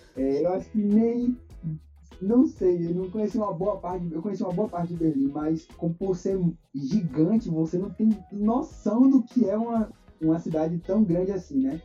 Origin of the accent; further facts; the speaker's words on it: Salvador, Bahia, Brazil; eu sou natural de Salvador, nascido e criado aqui